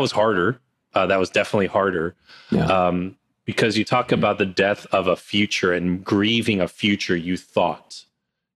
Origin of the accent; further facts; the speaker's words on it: New Jersey, United States; I grew up in New Jersey and I'm here now